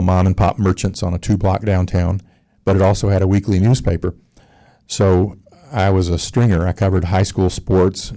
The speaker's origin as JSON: {"language": "English", "town": "Winter Park", "region": "Florida", "country": "United States", "tie": "born or raised there", "also_born_or_lived": "Alabama", "said": "Winter Park is really home to me"}